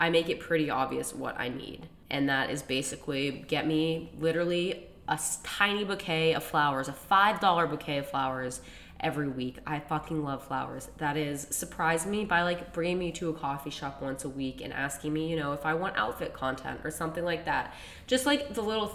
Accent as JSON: {"language": "English", "region": "Central Massachusetts", "country": "United States", "lives_now": "Boston, United States", "said": "both of our parents' house are in Central Mass"}